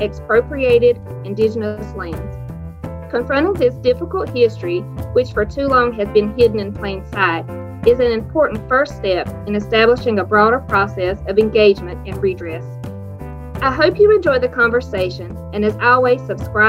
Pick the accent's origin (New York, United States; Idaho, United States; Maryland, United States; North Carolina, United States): North Carolina, United States; Lumbee Tribe of; from the Lumbee Tribe of North Carolina